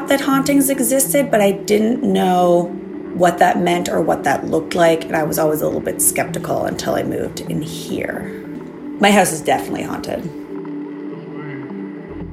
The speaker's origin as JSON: {"language": "English", "country": "Germany", "tie": "born or raised there", "moved": "yes", "lives_now": "Toronto, Canada", "said": "I grew up in Germany, and I stayed with my grandparents a lot."}